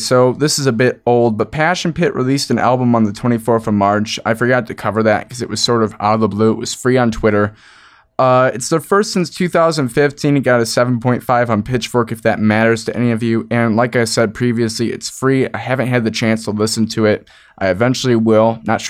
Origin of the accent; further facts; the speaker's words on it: Michigan, United States; I'm not really from the Chicago area. I'm Southwest Michigan. We share a culture, sort of.